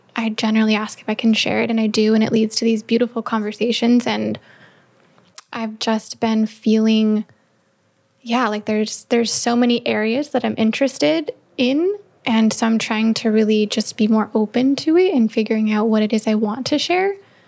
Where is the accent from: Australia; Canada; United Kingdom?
Canada; accent: Canadian; I've realized that I'm Canadian when I say about